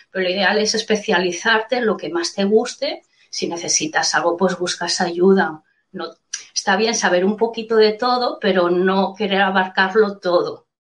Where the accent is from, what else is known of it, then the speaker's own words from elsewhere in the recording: Mataró, Catalonia, Spain; Primero pensaba en buscar trabajo por Mataró, que es de donde soy.